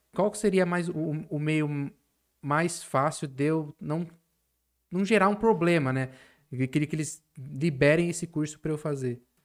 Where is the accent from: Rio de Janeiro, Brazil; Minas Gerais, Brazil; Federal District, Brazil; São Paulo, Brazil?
São Paulo, Brazil; eu como aqui sou paulista